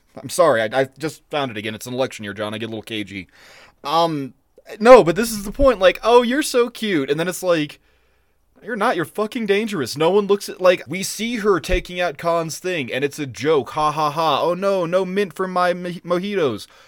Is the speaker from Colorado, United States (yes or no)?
yes; Eastern Plains, Colorado, United States; We grew up on the Eastern Plains